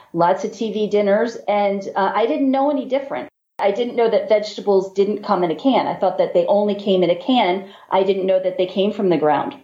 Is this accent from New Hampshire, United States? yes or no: no; Baltimore, Maryland, United States; We're from Baltimore, and Baltimore is home of the crabs